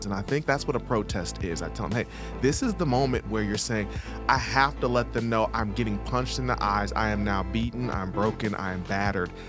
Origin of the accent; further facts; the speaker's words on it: Akron, Ohio, United States; also born or lived in the South; now in Atlanta, United States; born and raised in Akron, Ohio, groomed by the South, living here in Atlanta, Georgia